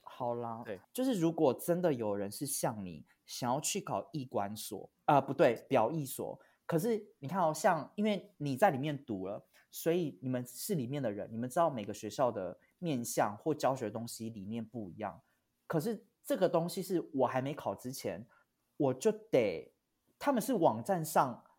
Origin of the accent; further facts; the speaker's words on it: Hualien County, Taiwan; 我小时候我是在花莲长大的，我是花莲小孩